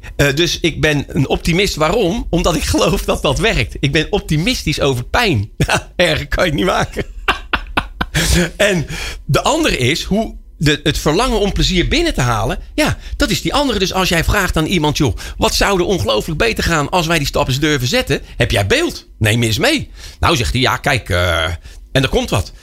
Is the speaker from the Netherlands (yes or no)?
yes; Rotterdam, South Holland, Netherlands; als Rotterdammer